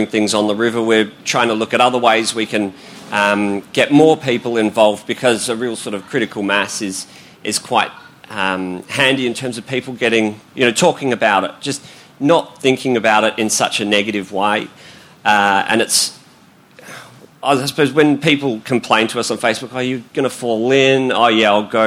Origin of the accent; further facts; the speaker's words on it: Melbourne, Victoria, Australia; I grew up around Hawthorne